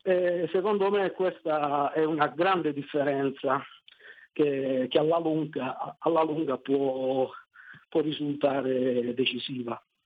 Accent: Taranto, Apulia, Italy; sono di Taranto

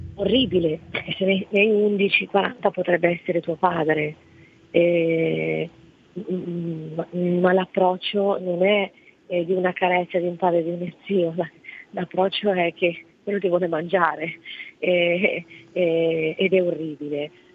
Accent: Italy; also born or lived in Morocco; io sono nata in Marocco e sono, sono da qua che avevo quattro anni

